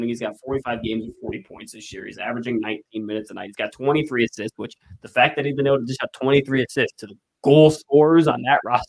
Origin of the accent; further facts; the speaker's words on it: Minnesota, United States; now in St. Louis, United States; I'm from Minnesota, so I got lots of family and friends that are Wild fans.